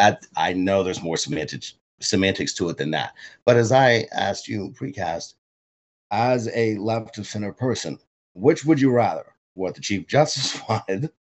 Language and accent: English; Louisiana, United States; I'm from Louisiana. I love Louisiana.